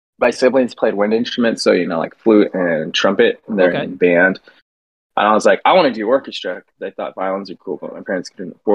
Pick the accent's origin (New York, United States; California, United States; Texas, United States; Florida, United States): California, United States; San Diego; Called Mira Mesa. It's right outside of Miramar, which is called Fighter Town